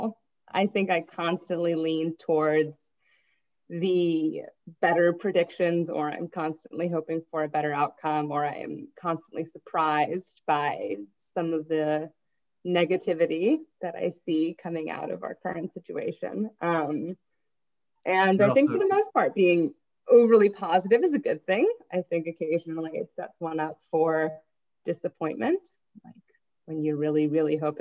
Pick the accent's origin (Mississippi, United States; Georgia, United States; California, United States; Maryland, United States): Georgia, United States; Atlanta; moved away; I'm born and raised in Atlanta.